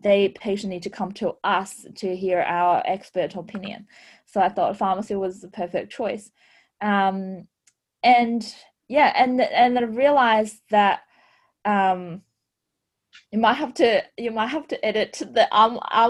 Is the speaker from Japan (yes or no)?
no; Shanghai, China; now in Australia; I was born in Shanghai, China, and I was grew up in a fourth generation medical family